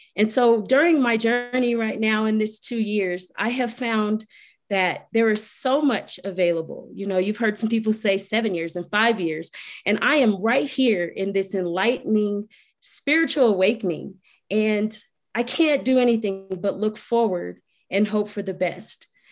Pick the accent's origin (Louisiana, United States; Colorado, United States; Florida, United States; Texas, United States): Colorado, United States; Colorado Springs; I am from Colorado Springs, Colorado